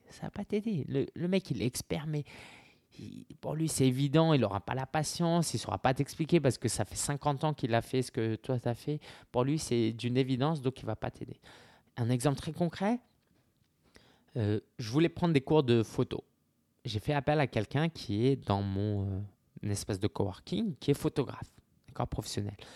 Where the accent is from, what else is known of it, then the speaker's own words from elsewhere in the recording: France; en tant que Français